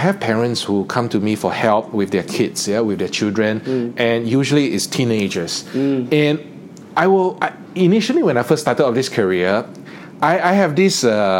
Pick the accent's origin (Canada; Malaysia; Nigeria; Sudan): Malaysia; East Malaysia; I'm from East Malaysia.